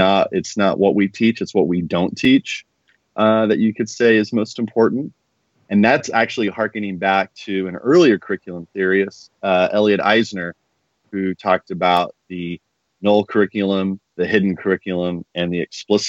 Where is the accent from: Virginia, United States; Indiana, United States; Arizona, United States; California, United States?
Indiana, United States; I'm from Indiana, positioning my background.